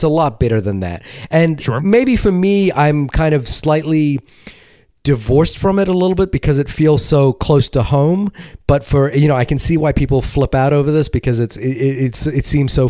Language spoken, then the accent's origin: English; New Zealand; I'm obviously have some particular affection for it because I saw it in my home country, and it's about my home country